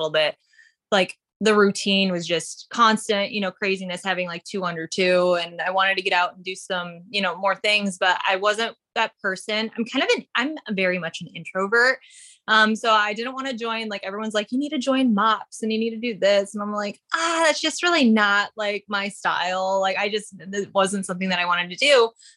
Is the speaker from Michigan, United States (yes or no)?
yes; Upper Peninsula of Michigan, United States; moved away as an adult; now in California, United States; So I am from the Upper Peninsula of Michigan. I grew up there